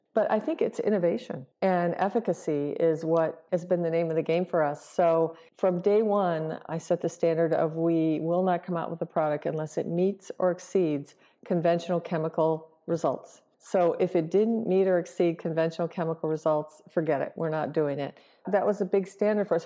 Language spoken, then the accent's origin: English; Michigan, United States; moved away; I'm from the Midwest. I'm from Michigan. And I was visiting my family in Michigan